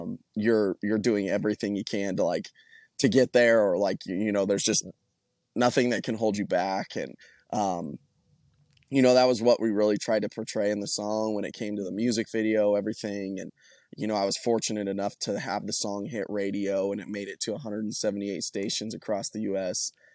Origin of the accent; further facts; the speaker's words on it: Colorado, United States; moved away as an adult; now in Nashville, United States; I'm originally from Colorado